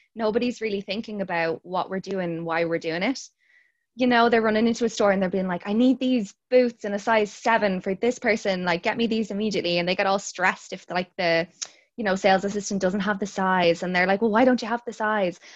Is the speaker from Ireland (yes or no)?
yes; Dublin, Leinster, Ireland; I'm from Ireland. I live in Dublin. I've grown up in Dublin